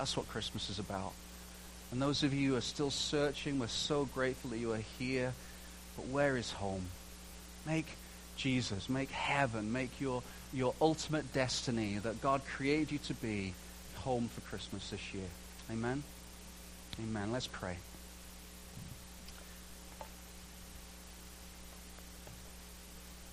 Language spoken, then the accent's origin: English; England, United Kingdom; moved away; also born or lived in Canada; I'm English.